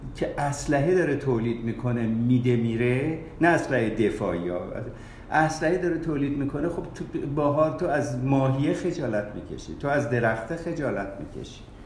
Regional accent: Tafresh, Markazi, Iran; also born or lived in Australia; تکلیف من خواهم مال ایران مال تفرش

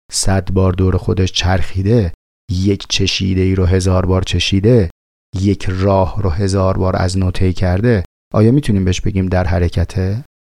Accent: Tehran, Tehran Province, Iran; من از شهر خودم مثال میزنم مثلا توی شهر تهران

